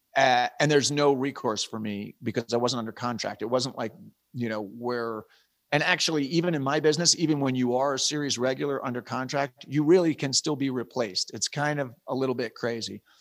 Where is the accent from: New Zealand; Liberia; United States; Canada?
United States; East Coast; moved away as an adult; I'm from the East Coast, my wife's from the East Coast, we, we moved out west when I was doing West Wing